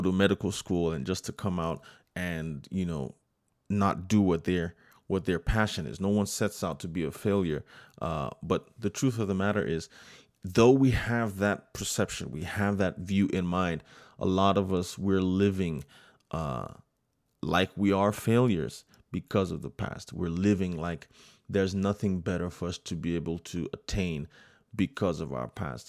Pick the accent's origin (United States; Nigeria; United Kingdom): United States; I was born, I'm first generation American, born here in the United States